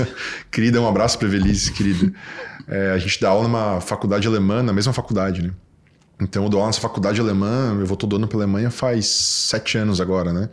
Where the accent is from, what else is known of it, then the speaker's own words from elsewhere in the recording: Florianópolis, Santa Catarina, Brazil; Eu fui nascido e criado aqui em Santo Antônio